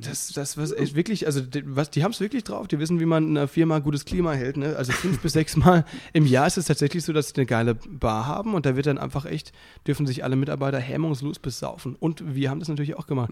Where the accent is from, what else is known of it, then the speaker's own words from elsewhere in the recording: Müllheim, Baden-Württemberg, Germany; moved away as an adult; now in Berlin, Germany; ich komme ja aus der Nähe von Freiburg, aus Müllheim, zwischen Freiburg und Basel.